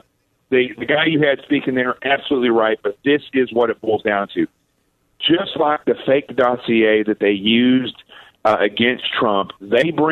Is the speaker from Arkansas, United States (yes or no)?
yes; Arkansas, United States; I grew up in Arkansas